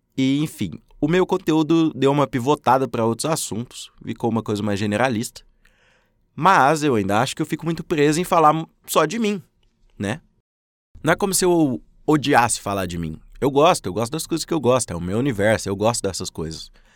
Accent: Minas Gerais, Brazil; also born or lived in Uberlândia, Minas Gerais; Moro em Uberlândia, Minas Gerais. Sou mineiro

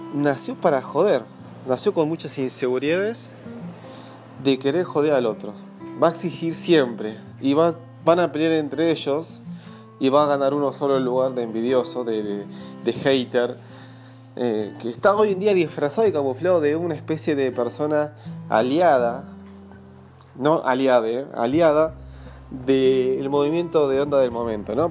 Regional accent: Buenos Aires Province, Argentina; desde mi infancia, en Gran Buenos Aires, en zona oeste

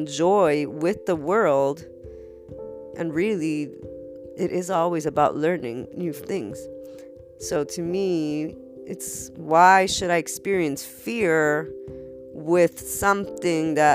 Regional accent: United States; as an American, I've got plenty of loans for my colleges

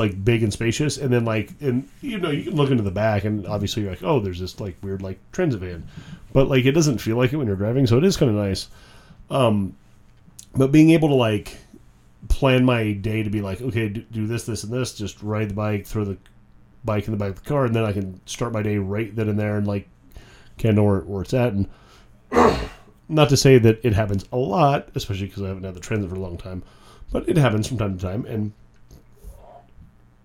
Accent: White Mountains, Arizona, United States; now in Phoenix, United States; growing up in the White Mountains

